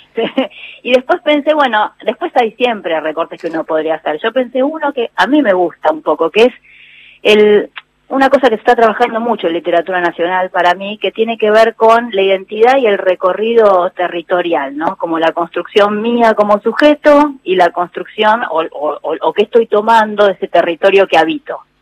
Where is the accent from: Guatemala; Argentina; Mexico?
Argentina; nosotros como argentinos